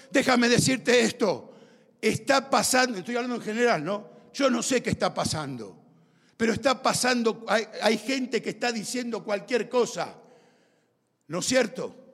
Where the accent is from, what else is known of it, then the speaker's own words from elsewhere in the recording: Argentina; Mis padres eran italianos. Yo soy descendiente de italianos. Soy argentino, italiano, americano.